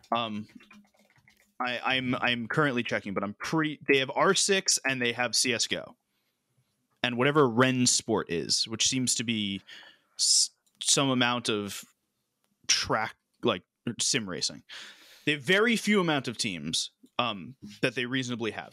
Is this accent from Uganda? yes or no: no; United States; I'm American